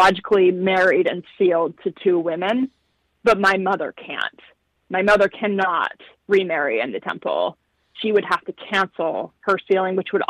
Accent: Utah, United States; growing up in Utah

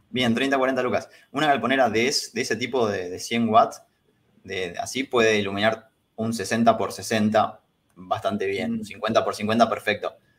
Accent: San Pedro, Buenos Aires Province, Argentina; moved away as an adult; now in Buenos Aires, Argentina; cuando me vine a vivir acá a Capital, yo soy de San Pedro

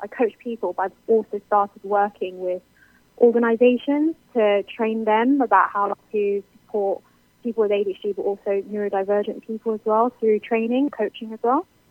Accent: United Kingdom; I'm clearly British.

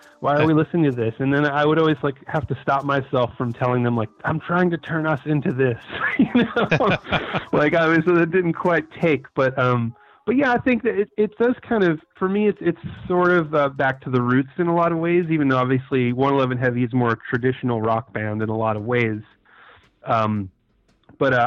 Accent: New York City, New York, United States; also born or lived in Brooklyn; I'm a New York native. I was born in Brooklyn and raised on Staten Island

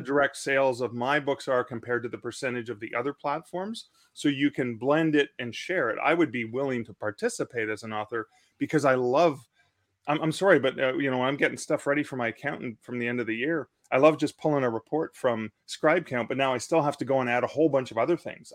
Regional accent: Canada; as a Canadian

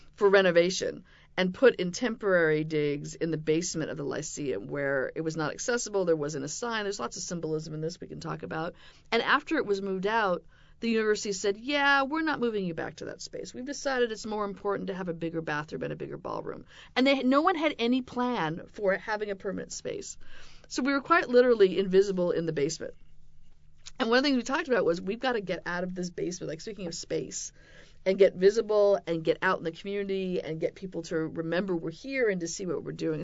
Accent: West Coast, United States; moved away; I grew up on the West Coast in a devout Mormon family

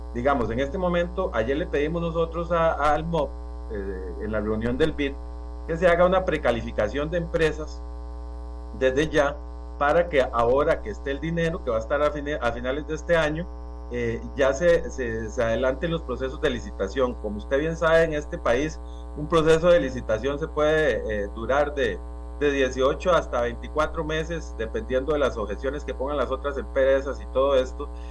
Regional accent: San Carlos, Alajuela, Costa Rica; como ciudadano costarricense y, como sancarleño, eh, como dicen a mucha honra

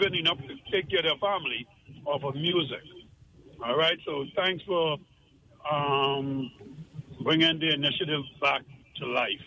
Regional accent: Grand Bahama, Bahamas; now in Turks and Caicos Islands; When I was a kid, growing up in Grand Bahama

